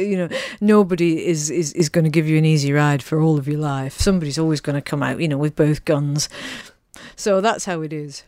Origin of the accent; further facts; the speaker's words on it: Manchester, North West England, United Kingdom; moved away; Manchester, where I was born.